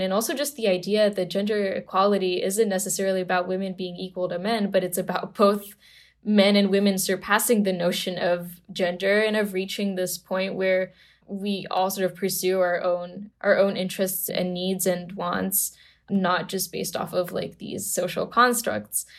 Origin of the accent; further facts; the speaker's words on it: Romania; also born or lived in Bucharest; I grew up in Romania in a very normal Romanian family